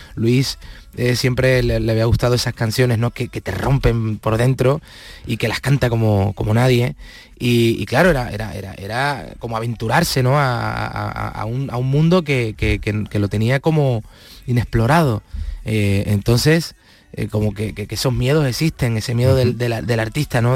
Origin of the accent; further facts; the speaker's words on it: Palma del Río, Andalusia, Spain; moved away; mi pueblo